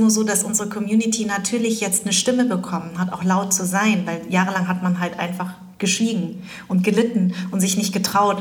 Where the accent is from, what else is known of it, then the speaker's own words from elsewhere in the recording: Germany; als ich klein war, habe ich gesagt, ich bin Deutsch. Dann habe ich irgendwann gesagt, ich bin Vietnamesin. Dann habe ich irgendwann gesagt, ich bin Deutsch-Vietnamesin